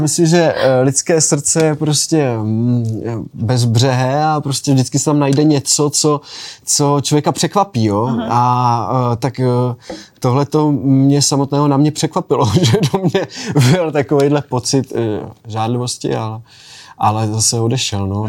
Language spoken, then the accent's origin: Czech; Bohumín, Moravian-Silesian Region, Czechia; also born or lived in Skřečoň; vyrůstal jsem v Bohumíně, vlastně v paneláku, pak jsme se přestěhovali na rodinný domek, takže jsem vlastně vyrůstal na vesnici ve Skřečoni